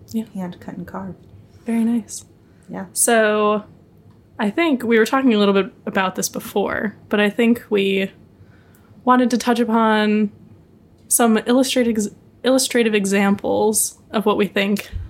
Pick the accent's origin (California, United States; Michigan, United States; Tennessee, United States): Michigan, United States; Detroit; now in New York City, United States; I grew up in suburban Detroit.